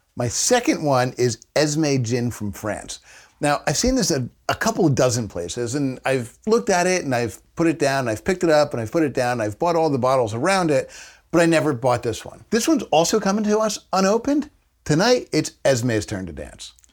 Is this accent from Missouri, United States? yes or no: no; New Jersey, United States; we're from New Jersey